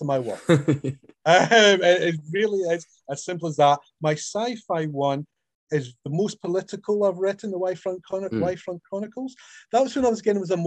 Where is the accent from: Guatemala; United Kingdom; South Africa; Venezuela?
United Kingdom; Scotland; me being Scottish